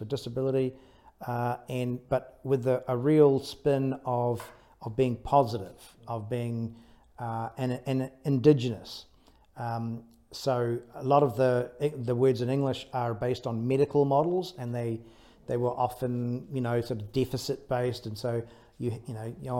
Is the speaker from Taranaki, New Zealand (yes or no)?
yes; Taranaki, New Zealand; I was brought up in Taranaki, so brought up by the sea.